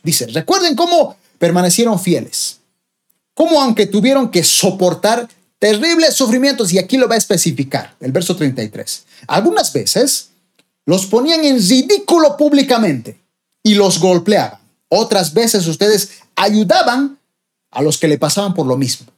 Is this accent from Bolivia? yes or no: yes; Bolivia; mi país, Bolivia